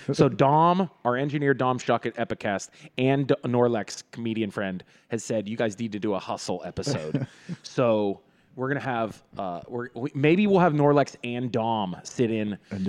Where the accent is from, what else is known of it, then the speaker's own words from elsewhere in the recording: Greensburg, Pennsylvania, United States; we all love Pittsburgh, or I'm originally from Greensburg.